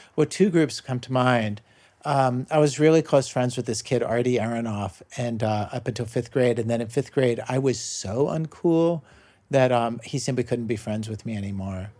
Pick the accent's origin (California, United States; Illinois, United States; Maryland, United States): Maryland, United States; Baltimore suburbs; moved away; when I was a kid growing up in the Baltimore suburbs